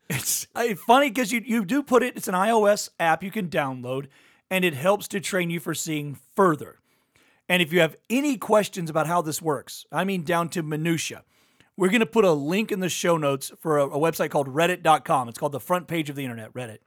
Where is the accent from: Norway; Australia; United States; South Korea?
United States; Louisiana; I'm from Louisiana